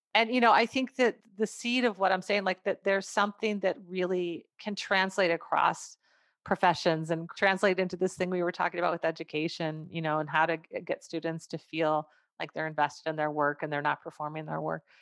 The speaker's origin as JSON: {"language": "English", "town": "McGregor", "region": "Minnesota", "country": "United States", "tie": "born or raised there", "said": "I grew up in McGregor, went to McGregor High School"}